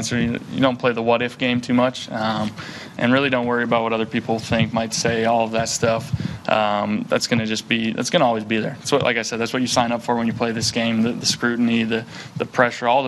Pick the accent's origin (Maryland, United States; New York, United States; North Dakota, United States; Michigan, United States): North Dakota, United States; moved away; growing up in North Dakota